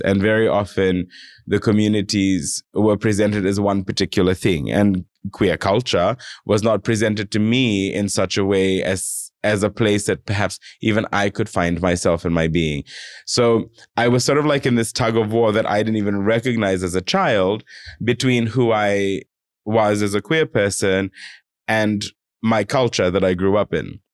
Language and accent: English; Fiji; now in Australia; myself as, as a, as a Fijian person